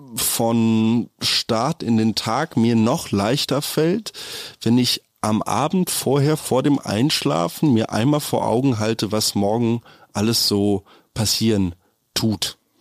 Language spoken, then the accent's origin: German; Berlin, Germany; als Berliner, wo man gelernt hat, seit klein auf in der U1 zu setzen und halt bloß die Klappe zu halten